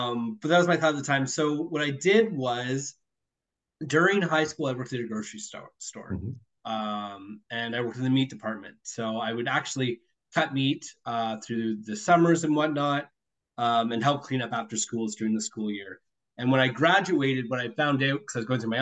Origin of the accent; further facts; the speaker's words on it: Minden, Ontario, Canada; moved away as an adult; I was born in Minden, Ontario